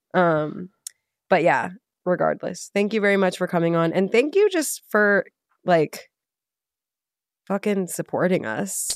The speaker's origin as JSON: {"language": "English", "area": "North Shore, northern suburbs of Chicago", "region": "Illinois", "country": "United States", "tie": "born or raised there", "said": "I'm from the North Shore. I'm from the northern suburbs of Chicago"}